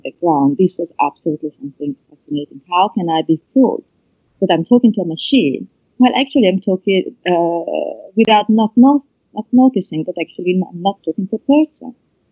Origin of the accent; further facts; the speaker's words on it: Italy; accent: Italian; English is a second language; my awkward Italian accent